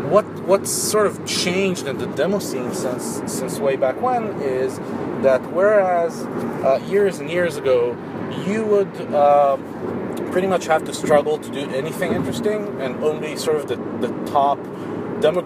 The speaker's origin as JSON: {"language": "English", "country": "Israel", "said": "I'm from Israel"}